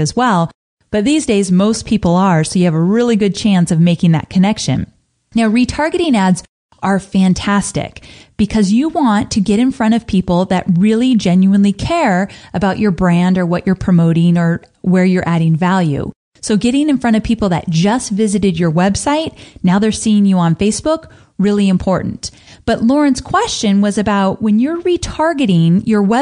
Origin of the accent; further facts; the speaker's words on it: California, United States; Growing up in California